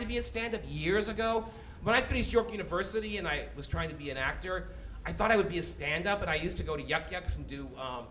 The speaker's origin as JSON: {"language": "English", "region": "British Columbia", "country": "Canada", "said": "I'm from B.C."}